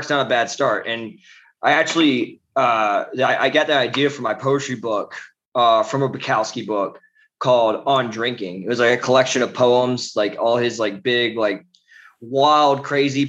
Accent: West Virginia, United States; I'm originally from West Virginia, so I'm a great Appalachian American. I grew up, I was raised

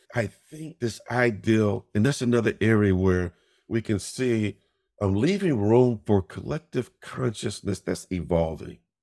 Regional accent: Chicago, Illinois, United States; growing up in Chicago, my dad was one of the first, uh, African-Americans to be promoted to a district commander in the police force

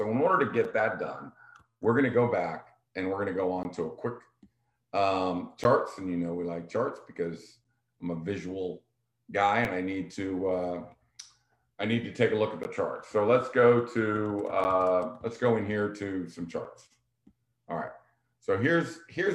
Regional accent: Vienna, Virginia, United States; I grew up here in Vienna

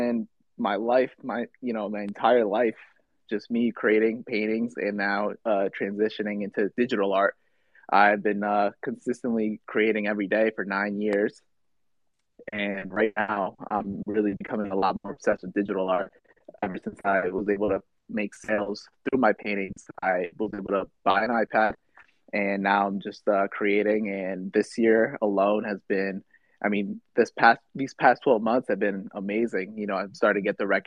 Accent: Connecticut, United States; moved away; also born or lived in North Carolina; I grew up in Connecticut

